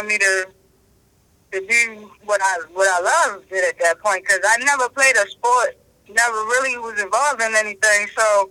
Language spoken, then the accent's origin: English; Baltimore, Maryland, United States; I'm from here. I'm from Baltimore